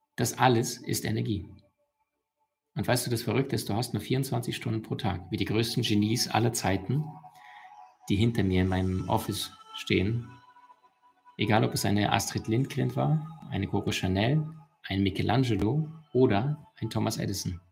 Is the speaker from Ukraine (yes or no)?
yes; Ukraine; moved away; also born or lived in Russia; ich bin in Russland geboren und in der Ukraine aufgewachsen